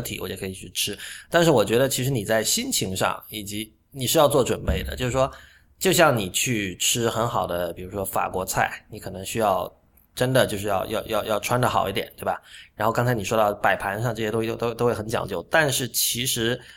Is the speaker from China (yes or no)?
yes; Shenzhen, Guangdong, China; 我在深圳长大